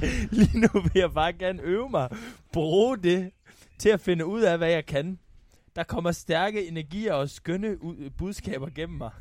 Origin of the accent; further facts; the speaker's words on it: North Jutland, North Denmark Region, Denmark; jeg er meget mere nordjyde, end jeg er dansker